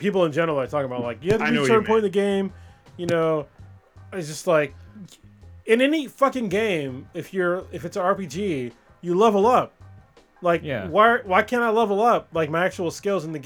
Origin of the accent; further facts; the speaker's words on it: United States; I'm American